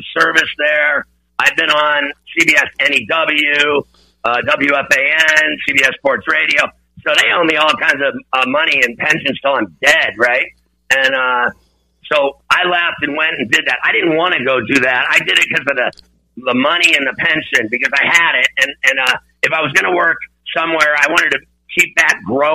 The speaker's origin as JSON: {"language": "English", "town": "Pittsburgh", "region": "Pennsylvania", "country": "United States", "tie": "born or raised there", "also_born_or_lived": "Philadelphia", "moved": "yes", "said": "growing up in Pittsburgh"}